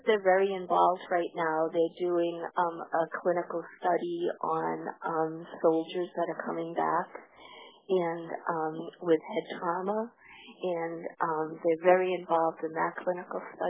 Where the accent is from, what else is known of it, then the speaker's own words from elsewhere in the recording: Massachusetts, United States; I'm from Massachusetts